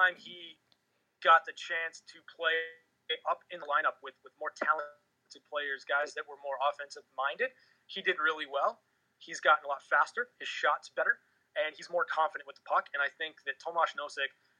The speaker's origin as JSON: {"language": "English", "town": "Los Angeles", "region": "California", "country": "United States", "tie": "born or raised there", "moved": "as an adult", "lives_now": "Las Vegas, United States", "said": "I'm originally from Southern California, and I grew up in the Wayne Gretzky era of professional sports in Los Angeles"}